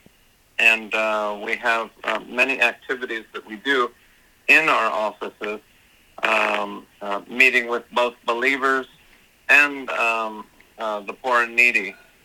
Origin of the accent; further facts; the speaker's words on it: Los Angeles, California, United States; here in my hometown, you know, here in Los Angeles, California